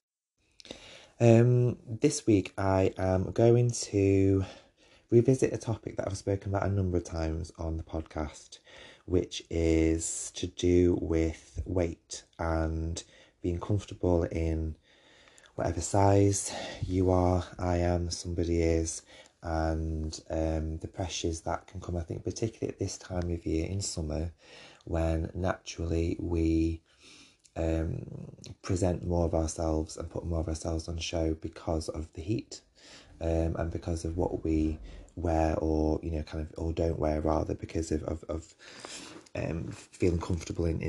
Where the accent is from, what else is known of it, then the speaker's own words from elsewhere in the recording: United Kingdom; this is me being British